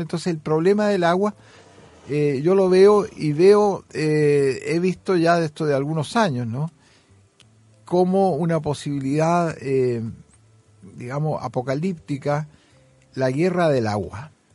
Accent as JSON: {"language": "Spanish", "country": "Chile", "also_born_or_lived": "Sweden", "moved": "yes", "said": "Soy un poeta de Chile."}